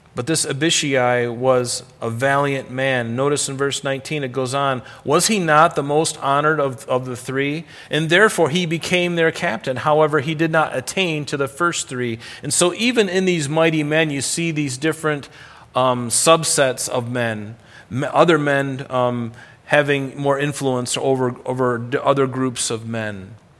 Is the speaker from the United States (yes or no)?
yes; Rochester, New York, United States; I'm an American in, uh, in, in Rochester, New York